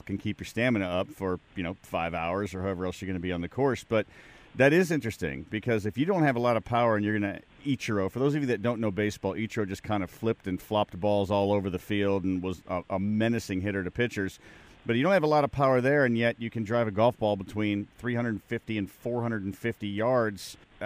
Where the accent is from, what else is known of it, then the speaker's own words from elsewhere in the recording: Chicago, Illinois, United States; I'm from Chicago